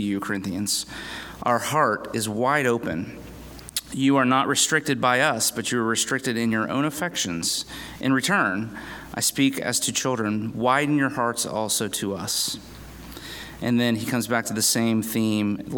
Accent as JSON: {"language": "English", "town": "Winter Haven", "region": "Florida", "country": "United States", "tie": "born or raised there", "said": "I pastor Redeemer PCA Church in Winter Haven, Florida."}